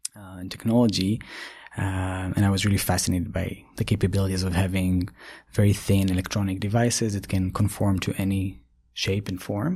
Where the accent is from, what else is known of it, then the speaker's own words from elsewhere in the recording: Ashdod area, Southern District, Israel; moved away as an adult; also born or lived in Tokyo, Japan; now in United States; I grew up in Israel and, uh, in a small village near Ashdod